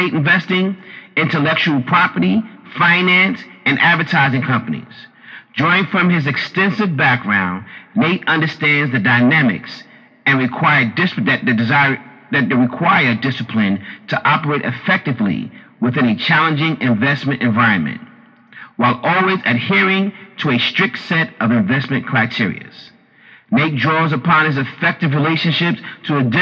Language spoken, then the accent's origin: English; New York City, New York, United States; me and Jazz are both Harlem, New York guys. You know, we grew up in Harlem as well